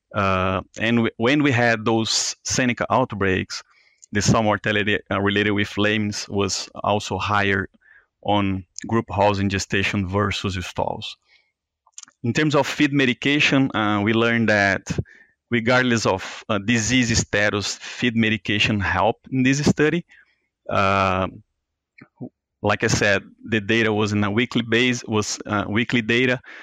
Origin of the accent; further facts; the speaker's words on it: Brazil; moved away as an adult; now in Iowa, United States; I'm from Brazil, and I, I graduated from there uh, as a DVM back in 2013